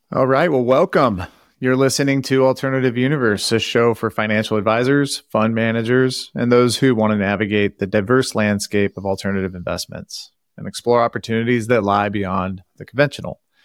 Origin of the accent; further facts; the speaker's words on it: Santa Cruz, California, United States; now in Boston, United States; I grew up in a town in California, Santa Cruz.